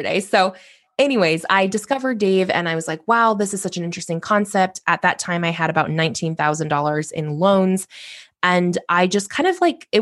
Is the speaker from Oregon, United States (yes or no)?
yes; Corvallis, Oregon, United States; I ultimately transferred home to Oregon State University, which is in my hometown of Corvallis